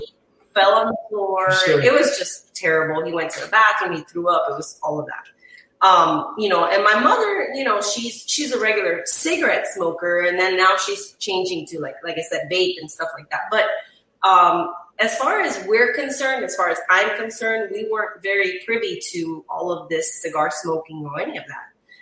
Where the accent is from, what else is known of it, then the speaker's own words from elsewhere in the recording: Chile; now in Miami, United States; nobody in my family really smokes cigars as far as where I'm from. I'm from Chile.